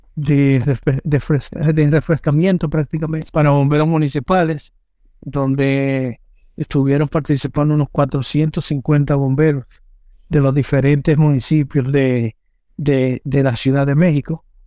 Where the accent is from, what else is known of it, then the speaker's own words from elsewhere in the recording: Dominican Republic; moved away; como yo no estoy en mi, en mi tierra, pero yo tengo una, eh, ¿cómo se dice? Yo tengo propiedades allá